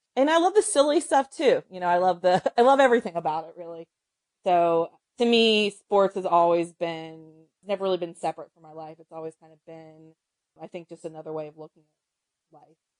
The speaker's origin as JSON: {"language": "English", "region": "North Carolina", "country": "United States", "said": "I'm from North Carolina"}